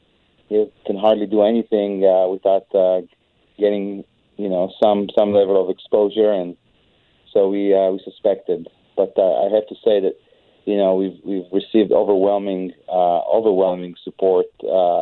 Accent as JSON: {"language": "English", "country": "Israel", "moved": "yes", "said": "I'm an immigrant, and I see what the kind of things that are happening in my home country of Israel"}